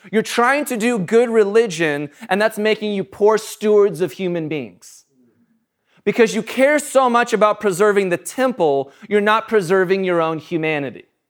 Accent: United States; I'm an American

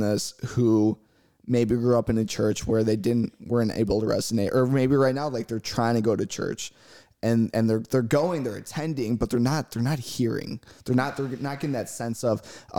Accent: Chicago, Illinois, United States; I'm from Chicago

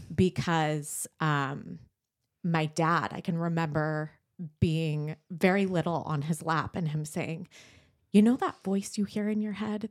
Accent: San Diego, California, United States; we grew up in San Diego, North County, San Diego

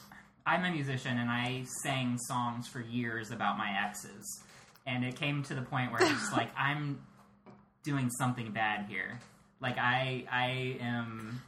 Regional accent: Phoenix, Arizona, United States; I grew up in Phoenix, Arizona

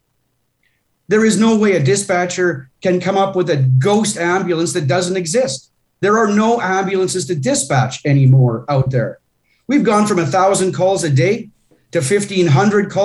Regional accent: Coaldale, Alberta, Canada; my hometown of Coaldale

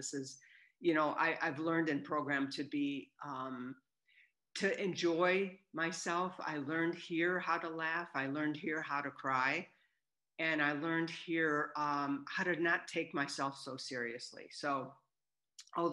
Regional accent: Southern California, United States; I'm from Southern California

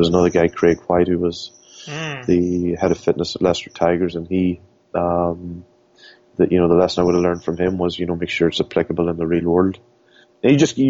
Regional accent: Scotstown, County Monaghan, Ireland; I'm from Scotstoun originally, Scotstoun and Monaghan

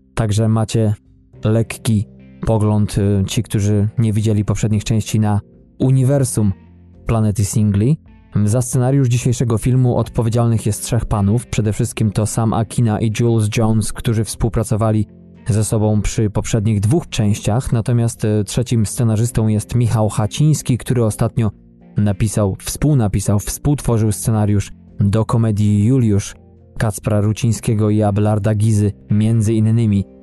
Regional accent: Poland; moved away; Polakiem z krwi i kości

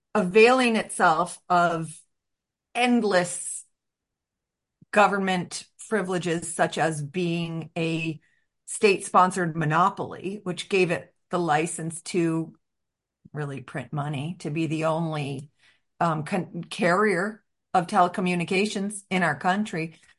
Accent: Chicago, Illinois, United States; as a Chicagoan

